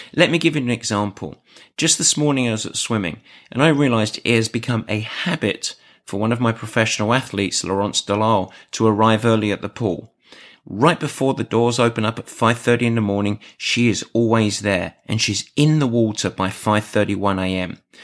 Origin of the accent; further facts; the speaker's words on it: England, United Kingdom; I'm English